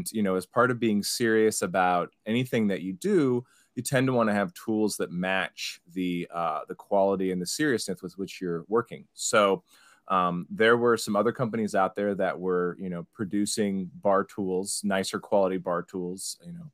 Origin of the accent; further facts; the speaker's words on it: Cincinnati, Ohio, United States; moved away as an adult; also born or lived in New York City; I'm from Cincinnati originally.